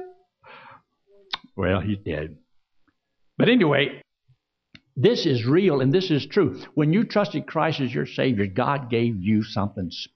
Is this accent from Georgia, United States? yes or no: yes; Georgia, United States; also born or lived in Pennsylvania; I was just a little brat there in Georgia. Now, I was born in Pennsylvania. That's how I got my nickname, …. Later, my dad moved down to Georgia